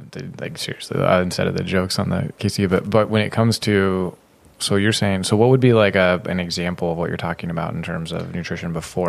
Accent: Sacramento area, California, United States; moved away as an adult; also born or lived in Davis, United States; now in San Diego, United States

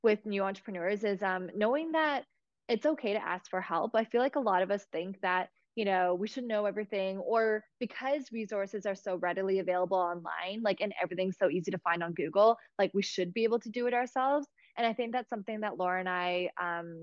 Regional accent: Toronto, Ontario, Canada; I was born in Toronto

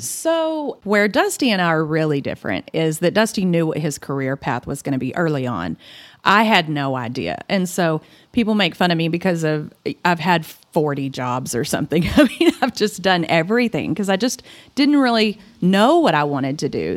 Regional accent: Claude, Texas, United States; moved away as an adult; also born or lived in Dalhart, Texas / Hawaii; now in Amarillo, United States; I grew up in Claude, the big town of Claude, Texas

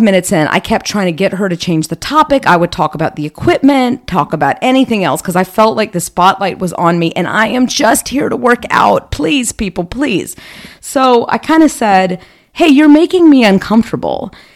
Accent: United States; accent: American; I'm speaking English with a very clear American accent

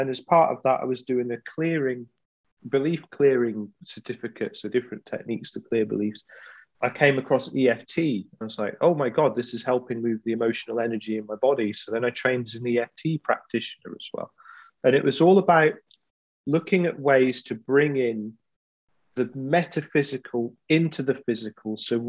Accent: Glasgow, Scotland, United Kingdom; I'm from Glasgow. It's the kind of thing we take the mickey out of, basically.

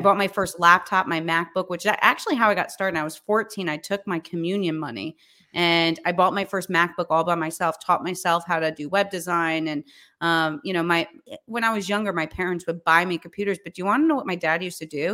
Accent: New York, United States; also born or lived in Charleston / Florida; I was born in New York, um, and raised in New York. I've actually never lived anywhere else

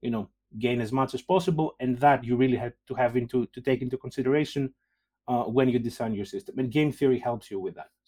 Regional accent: Greece; moved away as an adult; also born or lived in Denmark / Oxford, United Kingdom / Lausanne, Switzerland; now in Liverpool, United Kingdom; I'm originally from Greece, you know, have been around. I did my PhD in Denmark. Then I moved to Oxford, then I moved to Lausanne in Switzerland, and then finally here.

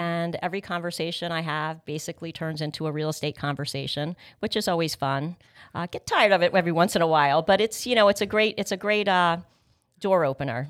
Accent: North Brunswick, New Jersey, United States; also born or lived in Palm Beach Gardens, Florida; was born and raised in Middlesex County

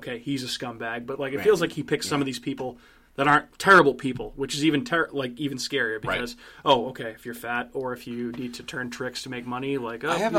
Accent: Massachusetts, United States; my home state of Massachusetts, our home state of Massachusetts.

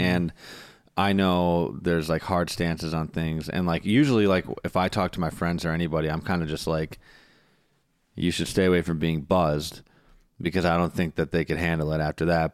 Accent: Wisconsin, United States; I'm from Wisconsin

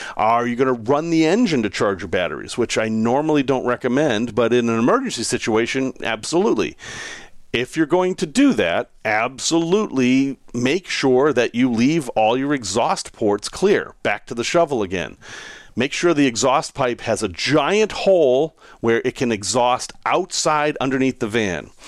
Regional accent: New England, United States; moved away; I grew up in New England and we had a lot of snow and I enjoyed it.

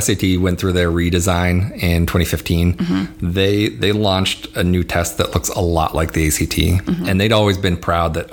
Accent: Colorado, United States; I grew up in Colorado

